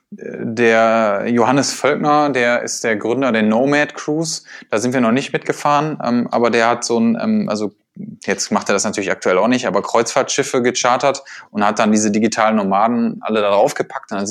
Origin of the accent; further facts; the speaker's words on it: Essen, North Rhine-Westphalia, Germany; und ich komme ja auch aus Essen und äh, hier gibt's keine Berge und kein Meer.